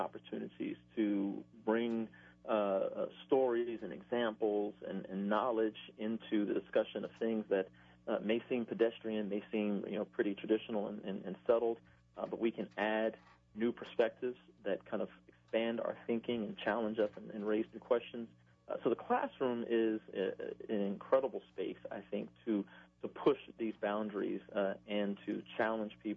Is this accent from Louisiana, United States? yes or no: yes; Baton Rouge, Louisiana, United States; I'm a Baton Rouge native